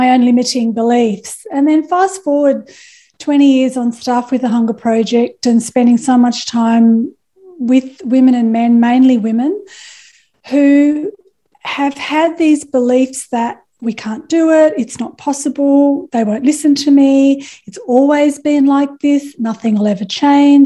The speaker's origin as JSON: {"language": "English", "town": "Perth", "region": "Western Australia", "country": "Australia", "said": "I was a young mum. I was from Perth."}